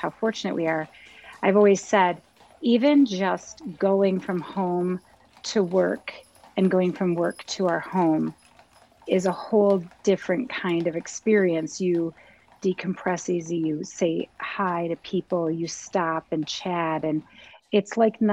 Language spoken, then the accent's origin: English; Ohio, United States; moved away as an adult; now in Mackinac Island, United States; I was from Ohio